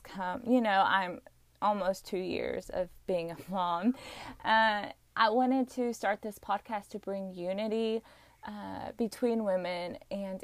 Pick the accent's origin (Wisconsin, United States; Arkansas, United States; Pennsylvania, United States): Arkansas, United States; I was born and raised here in Arkansas. I still live here